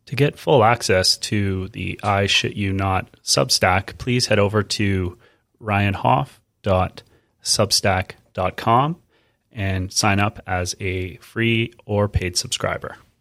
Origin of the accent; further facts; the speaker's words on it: Edmonton, Alberta, Canada; Growing up in Edmonton meant living in four distinct seasons